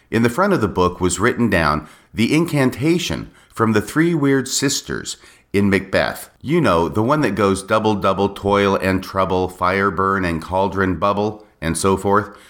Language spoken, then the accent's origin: English; United States; also born or lived in Texas / Washington State; I was a normal young boy growing up in the United States of America.